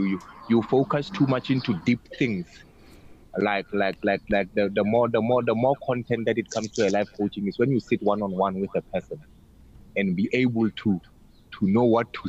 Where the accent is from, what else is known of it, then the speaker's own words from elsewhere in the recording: Kimberley, Northern Cape, South Africa; now in Pretoria, South Africa; I'm originated from Kimberley, but now I'm in Pretoria.